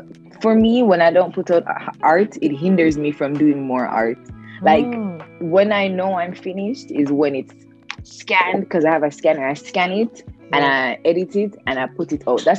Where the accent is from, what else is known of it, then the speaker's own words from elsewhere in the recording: Jamaica; moved away; I grew up in Jamaica.